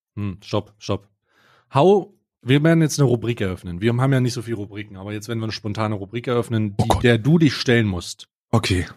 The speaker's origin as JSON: {"language": "German", "region": "East Germany", "country": "Germany", "tie": "born or raised there", "said": "ich als gebürtiger Ossi, ja, als langjähriges Mitglied der Osten, Ost, der Ossis und immer noch Ossi"}